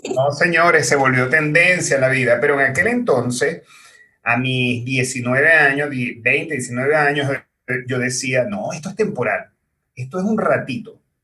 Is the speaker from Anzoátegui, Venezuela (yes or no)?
no; Maracaibo, Zulia, Venezuela; moved away as an adult; now in Chile; mi país, que es Venezuela, en la ciudad de Maracaibo